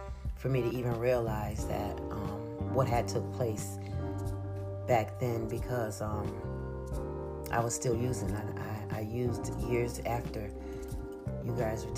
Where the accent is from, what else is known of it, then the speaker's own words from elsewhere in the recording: Schenectady, New York, United States; I'm from Schenectady, New York. Well, I grew up in Schenectady, New York